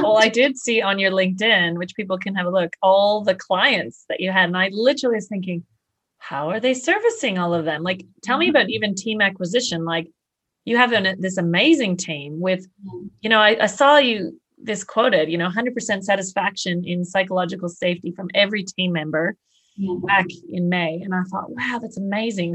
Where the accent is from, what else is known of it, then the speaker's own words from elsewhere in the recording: Canada; now in Australia; I'm a Canadian in Australia